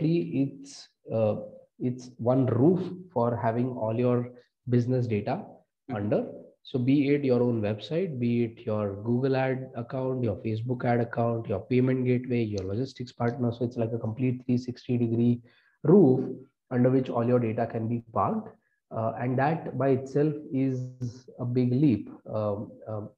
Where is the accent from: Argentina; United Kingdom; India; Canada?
India; Mumbai, Maharashtra; moved away as an adult; also born or lived in United States; So I am originally from Mumbai, born and brought up.